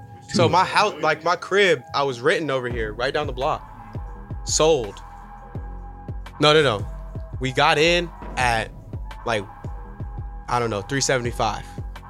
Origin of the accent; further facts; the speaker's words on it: Atlanta, Georgia, United States; moved away as an adult; now in Charlotte, United States; I'm a south boy, you know what I'm saying? I was born in Atlanta